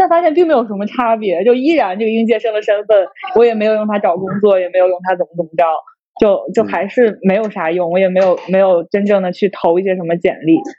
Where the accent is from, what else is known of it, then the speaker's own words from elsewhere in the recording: Shandong, China; 我我是山东